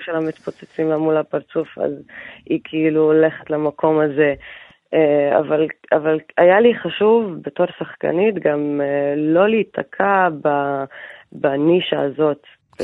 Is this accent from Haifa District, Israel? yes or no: yes; Haifa, Haifa District, Israel; moved away; אני גדלתי בחיפה ויצאתי לעיר הגדולה